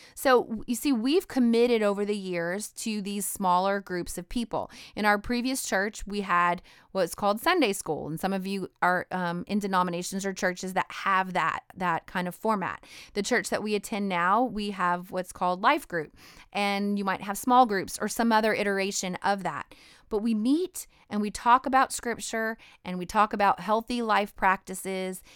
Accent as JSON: {"language": "English", "region": "Idaho", "country": "United States", "said": "I'm from Idaho"}